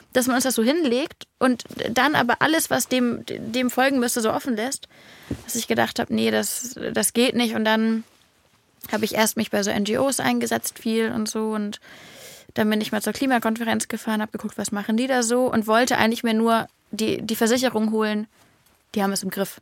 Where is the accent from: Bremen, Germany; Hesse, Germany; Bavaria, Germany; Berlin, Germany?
Berlin, Germany; als Berliner